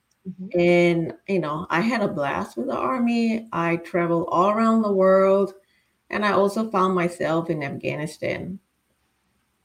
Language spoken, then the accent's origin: English; Singapore; moved away as an adult; also born or lived in Florida, United States; now in Virginia, United States; I was born and raised in Singapore